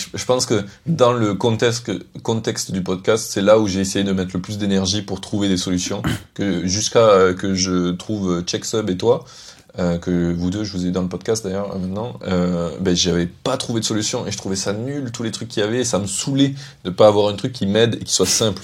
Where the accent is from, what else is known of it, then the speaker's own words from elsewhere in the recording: Carcassonne, Occitania, France; moved away; also born or lived in Paris; je viens de Carcassonne